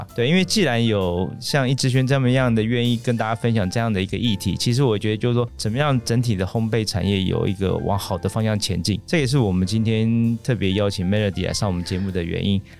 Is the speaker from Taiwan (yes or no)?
yes; Taiwan; 但因为我们台湾人从小吃肉松面包长大的。